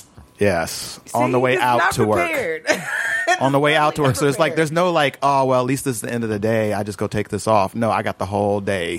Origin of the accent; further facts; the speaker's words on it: Chicago, Illinois, United States; moved away as an adult; now in California, United States; I come from Chicago.